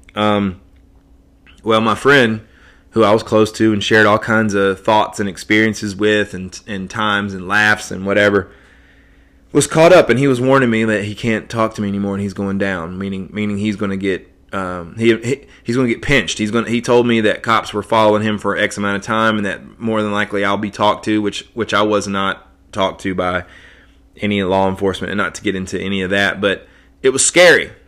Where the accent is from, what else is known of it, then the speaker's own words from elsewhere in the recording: Johnson City, Tennessee, United States; in my hometown, uh, here in Johnson City